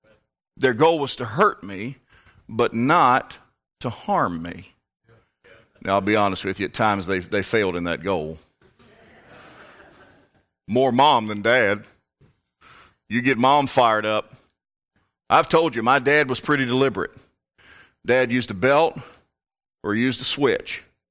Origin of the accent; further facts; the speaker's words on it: Virginia, United States; born there; It's a different type of Southern than I grew up in. Down there, they're still fighting. About what? Everything. I, being born in Northern Virginia, am a much more